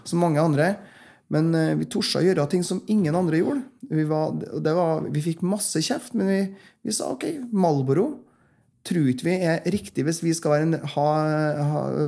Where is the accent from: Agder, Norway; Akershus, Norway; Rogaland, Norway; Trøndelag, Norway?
Trøndelag, Norway; Frosta; jeg kommer opprinnelig fra Frosta, Nord-Trøndelag, som nå er en del av Trøndelag. Og eh, Der vokste jeg opp